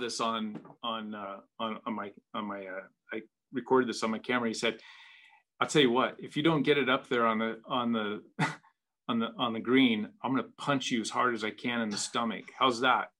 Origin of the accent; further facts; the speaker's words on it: Seattle, Washington, United States; I grew up in in the Northwest, in the Seattle area uh, of Washington State